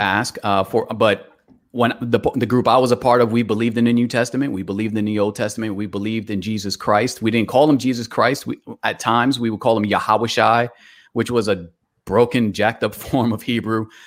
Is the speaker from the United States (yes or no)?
yes; New York City, New York, United States; now in Atlanta, United States; I was born in Bronx, New York. I currently reside in Atlanta